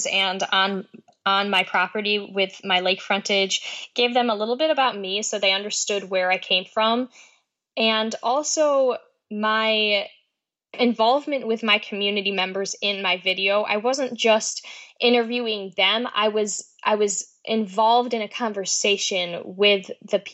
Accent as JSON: {"language": "English", "area": "Oneida Lake", "region": "New York", "country": "United States", "tie": "born or raised there", "said": "growing up on Oneida Lake in New York"}